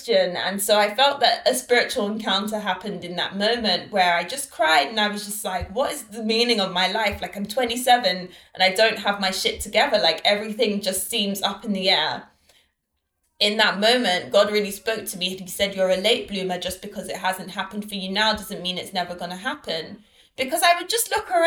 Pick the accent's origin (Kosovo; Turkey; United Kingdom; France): United Kingdom; London; moved away as an adult; also born or lived in Lagos, Nigeria; my parents are Nigerian and Trinidadian, but I was born and raised in London